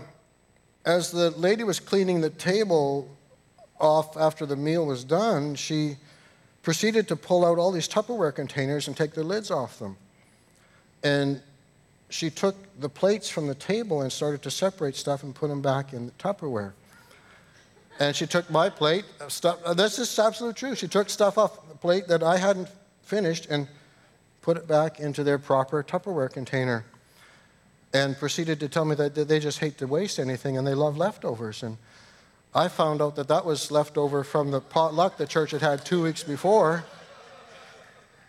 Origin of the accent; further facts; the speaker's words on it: Canada; I grew up in the United Church in Canada